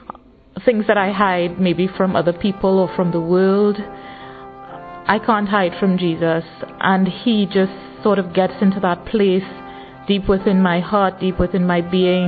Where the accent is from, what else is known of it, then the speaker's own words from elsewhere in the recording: Trinidad & Tobago; I'm in my early 30s and I'm from Trinidad